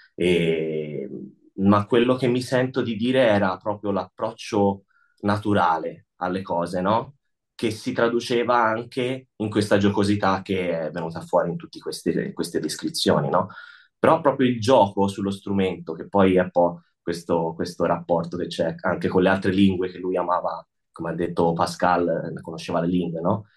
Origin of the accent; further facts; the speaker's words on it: Tuscany, Italy; now in Lugano, Switzerland; io e lui siamo toscani, abbiamo in comune anche modi di dire